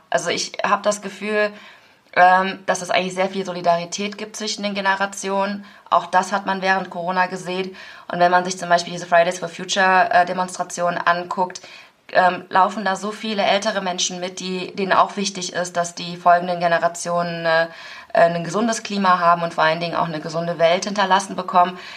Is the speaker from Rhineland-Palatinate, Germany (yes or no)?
no; Aachen, North Rhine-Westphalia, Germany; wo kommen Sie denn eigentlich her? Und wenn ich sage aus Aachen, ist die Frage, wo sind Sie denn geboren? Dann sage ich in Aachen